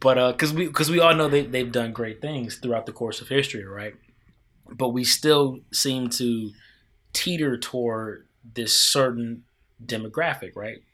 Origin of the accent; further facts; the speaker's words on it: Midwest, United States; now in Washington, D.C., United States; I grew up in the Midwest.